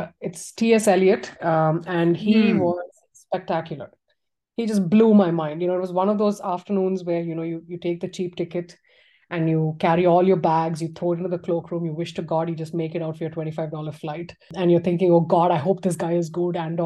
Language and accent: English; Tamil Nadu, India; moved away; I went to my hometown, which was, you know, in Tamil Nadu